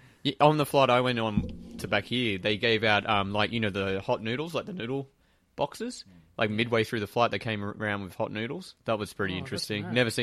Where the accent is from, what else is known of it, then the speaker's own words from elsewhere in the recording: Australia; Well, I'm actually from Australia, I'm not from the UK.